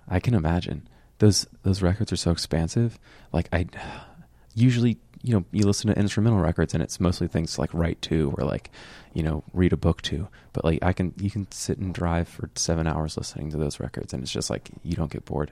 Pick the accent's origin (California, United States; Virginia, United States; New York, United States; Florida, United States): Florida, United States; Fort Myers; born or raised there